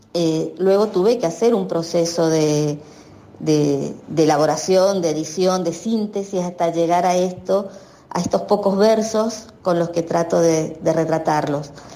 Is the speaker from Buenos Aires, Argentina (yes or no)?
no; Mendoza, Argentina; moved away as an adult; now in San Juan, Argentina; soy mendocina, pero hace más de 20 años, me vine a vivir a San Juan